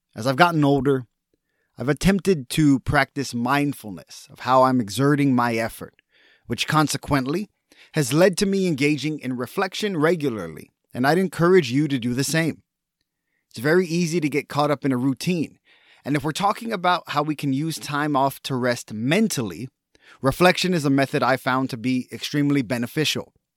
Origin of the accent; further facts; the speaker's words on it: Texas, United States; as a Texan